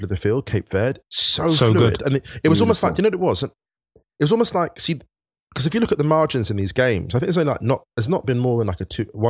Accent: England, United Kingdom; I grew up in the sticks. I'm a bit more scarred. You people, you're Londoners. I'm not a Londoner, right? I didn't grow up in London. So here's the thing. I grew up just outside.

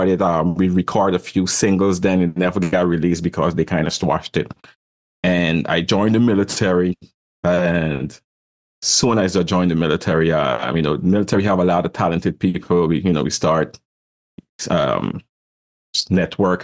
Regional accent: Guyana; moved away; also born or lived in Brooklyn, New York, United States / Caribbean; I was born in South America, Guyana, the only English-speaking country over there

